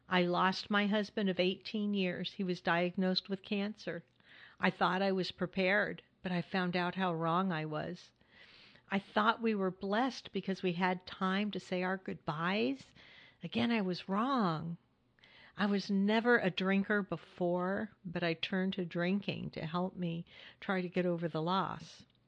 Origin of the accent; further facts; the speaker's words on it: California, United States; now in Hudson Valley, New York, United States; my home state where my daughter, family, and friends are